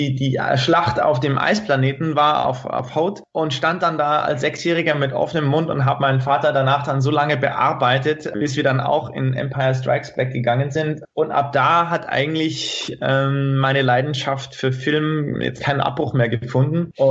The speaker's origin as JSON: {"language": "German", "town": "Prien am Chiemsee", "region": "Bavaria", "country": "Germany", "said": "Also da in, in Prinam-Chiemsee, wo ich, wo ich herkomme, da, da gibt's immer noch eine kleine Videothek"}